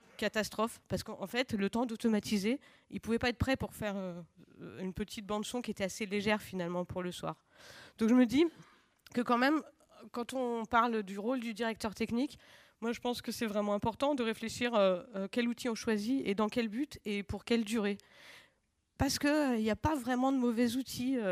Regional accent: Lyon, Auvergne-Rhône-Alpes, France; je viens de Lyon

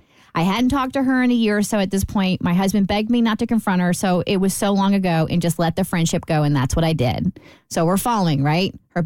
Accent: Lexington, Kentucky, United States; moved away; she loves that I am from Lexington like her.

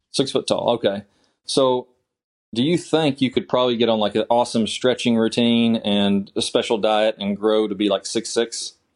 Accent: Kentucky, United States; I'm from Kentucky originally. I played golf in high school and college at Eastern Kentucky

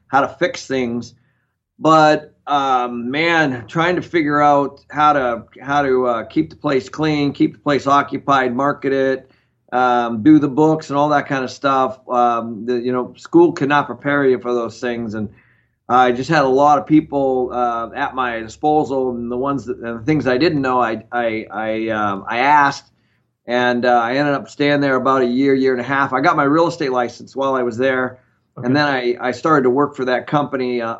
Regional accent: the Northwest, Pacific Northwest, United States; I grew up in the Northwest, so not far from where you are

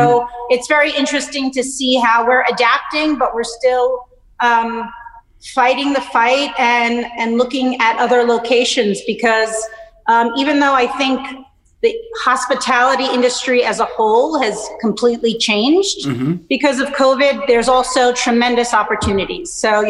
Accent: Naples, Campania, Italy; I am from Naples, my father's birthplace, and I studied in Naples

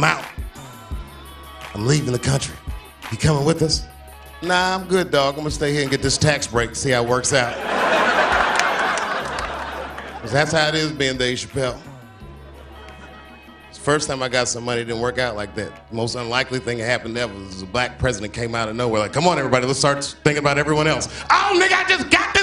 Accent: Washington, District of Columbia, United States; moved away; I'm from Washington, so I saw the bus stop, or the corner where the bus stop used to be, where I used to catch the bus to school

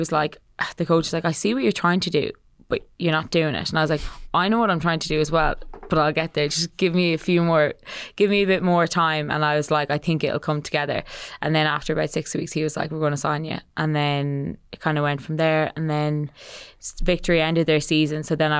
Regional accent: Ireland; moved away as an adult; now in Australia; as an Irish person coming over, you always expect that you're going to go home. But anyway, 5 years on, I'm still here

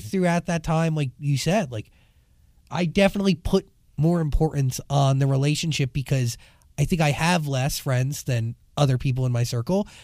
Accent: New Jersey, United States; moved away as an adult; now in Los Angeles, United States; growing up in New Jersey right outside of Manhattan

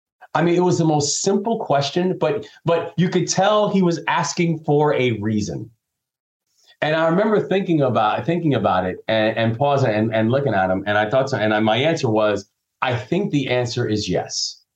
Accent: Takoma Park, Maryland, United States; born there; I was born down in Tacoma Park, but it was tragedy that forced me to move around when I was younger

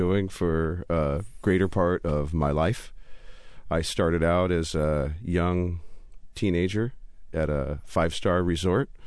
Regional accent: Southern California, United States; moved away as an adult; also born or lived in Coeur d'Alene, Idaho / Kuala Lumpur, Malaysia / London, United Kingdom; now in Spokane, United States; I'm originally from Southern California. I'm a California boy

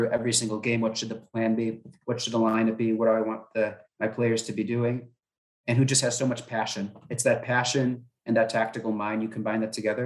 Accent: United States; I'm an American

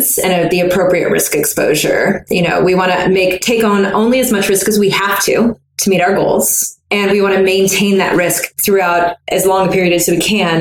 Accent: the South, United States; I'm from the South

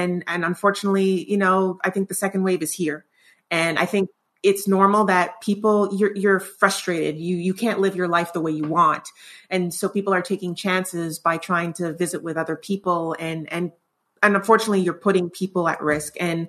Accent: Canada; Which is, that boggles my mind as a Canadian.

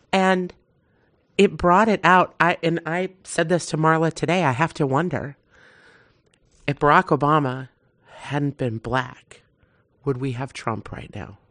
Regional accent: Wisconsin, United States; I'm from Wisconsin

